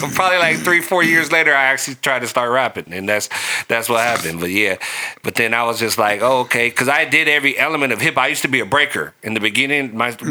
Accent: Long Beach, California, United States; growing up in North Long Beach

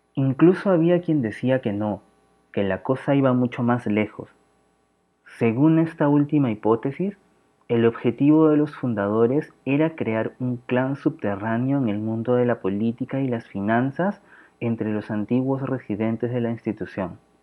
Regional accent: Lima, Peru; soy de Lima, Perú

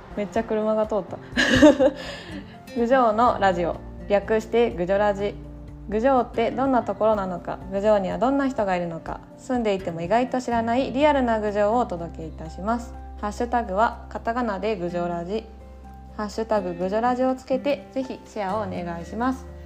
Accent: Gujō, Gifu, Japan; 私の地元の高須の昼賀の地区

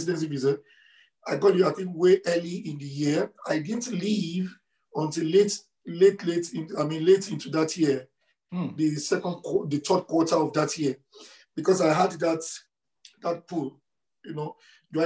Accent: Nigeria; moved away as an adult; also born or lived in Lagos; now in Edmonton, Canada; I grew up in Nigeria

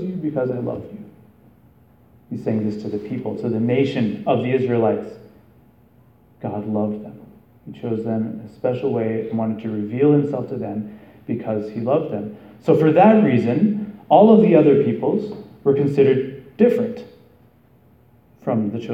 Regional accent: Canada; now in United States; I'm Canadian

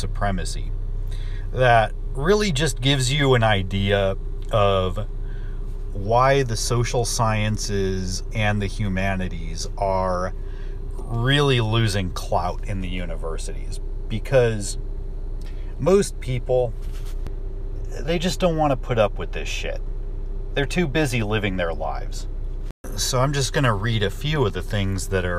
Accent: California, United States; I'm from California

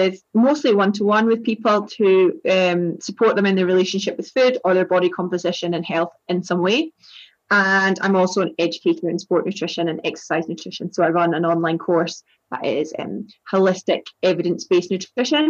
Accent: East Coast of Scotland, United Kingdom; accent: East Coast of Scotland; now in England, United Kingdom; I'm from Scotland and I live in England. So my accent is the East Coast of Scotland. And it hasn't really gone since I've lived in England. So it's pretty, it's still pretty strong.

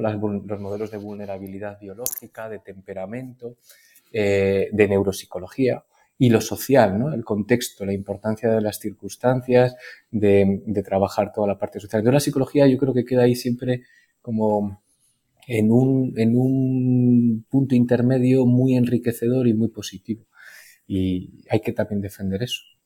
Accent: La Rioja, Spain; moved away as an adult; also born or lived in Navarre; me pude venir a mi tierra, a La Rioja que es donde estoy ahora trabajando

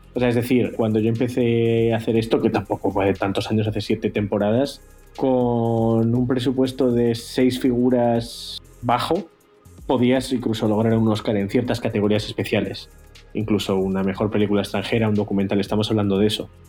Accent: Spain; now in Los Angeles, United States

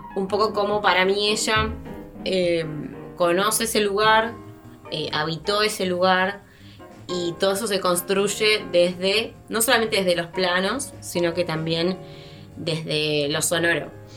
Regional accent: Argentina; somos argentinos

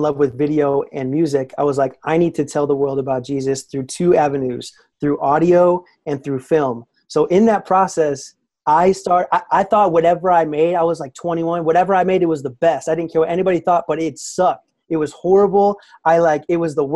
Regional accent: Naperville, Illinois, United States; I grew up in the Naperville, Aurora area in Illinois

